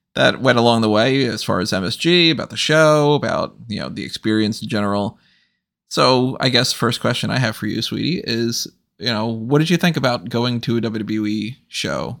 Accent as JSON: {"language": "English", "country": "United States", "said": "I'm American"}